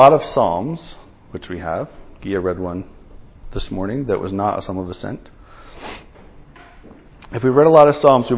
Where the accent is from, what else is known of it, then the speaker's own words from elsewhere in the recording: New Jersey, United States; now in Los Angeles, United States; my home state of New Jersey